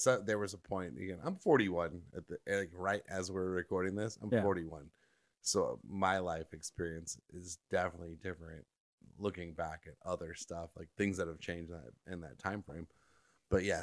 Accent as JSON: {"language": "English", "area": "Orange County", "region": "California", "country": "United States", "tie": "born or raised there", "said": "where I grew up in Orange County"}